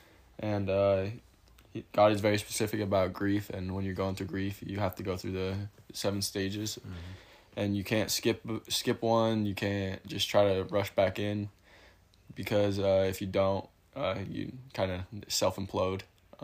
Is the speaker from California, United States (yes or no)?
yes; California, United States; I'm from California.